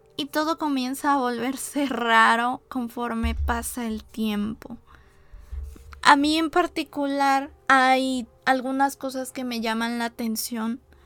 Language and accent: Spanish; Mexico; como mexicanos